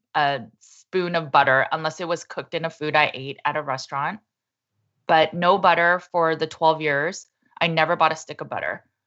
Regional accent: Los Angeles, California, United States; I was born and raised in Los Angeles, California in the eighties

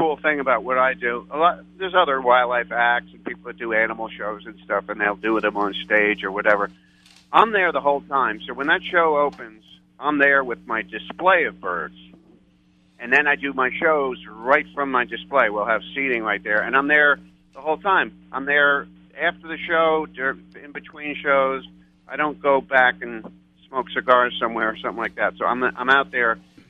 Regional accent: New York, United States; accent: New York; now in Texas, United States; I'm a Texan, but I come from New York, so I have a New York accent

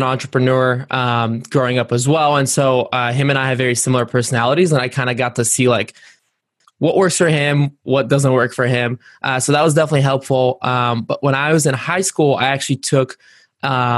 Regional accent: Varna, Varna Province, Bulgaria; moved away; I was born in Varna, Bulgaria, which is on the Black Sea coast. And growing up, my dad was a sailor

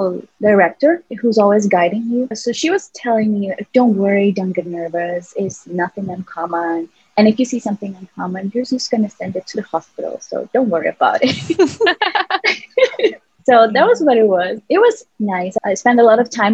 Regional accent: San Salvador, El Salvador; moved away as an adult; I'm from San Salvador, the capital city.

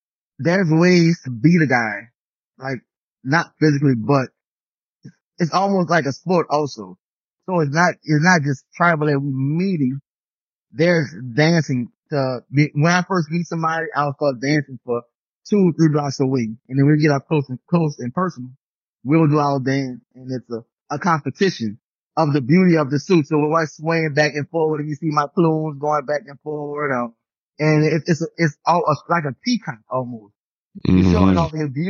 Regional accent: New Orleans, Louisiana, United States; growing up in New Orleans

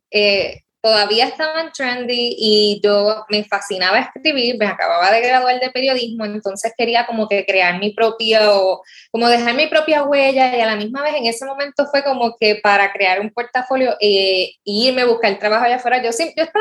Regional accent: Rincón, Puerto Rico; Yo soy rincoeña, nací en Rincón, me crié toda la vida allá

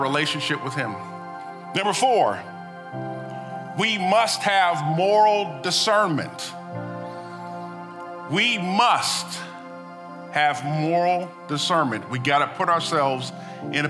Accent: United States; as Americans

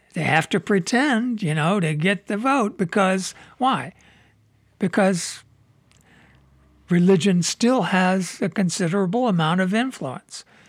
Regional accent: Midwest, United States; also born or lived in Southern California; now in Michigan, United States; I grew up in the Midwest

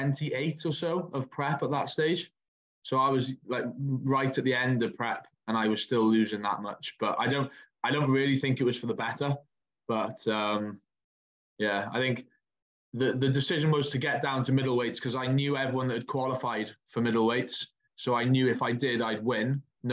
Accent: Wales, United Kingdom; I don't know if I class as a pod because I'm from Wales.

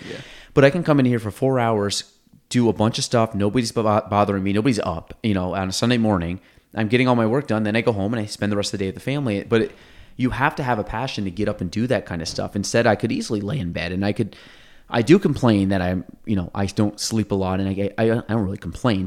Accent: Chazy, New York, United States; we grew up in Chazy

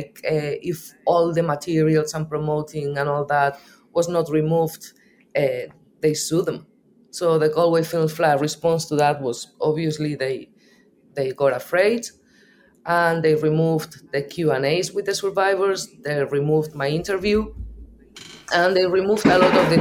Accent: Basque Country, Spain; English is a second language; moved away as an adult; now in Ireland; I'm from the north of Spain. I'm a Basque. I've been here for the last 24 years.

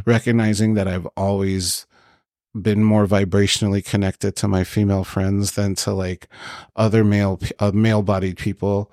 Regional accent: Long Beach, California, United States; I was born here in Long Beach. My parents did immigrate from Egypt here

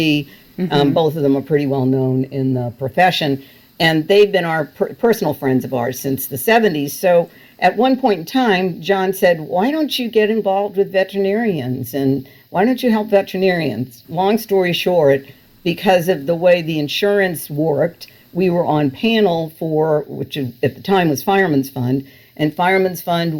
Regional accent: Massachusetts, United States; I grew up in Massachusetts

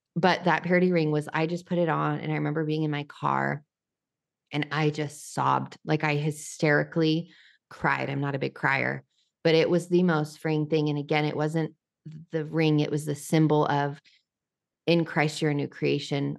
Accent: New Mexico, United States; now in Nashville, United States; I'm from New Mexico

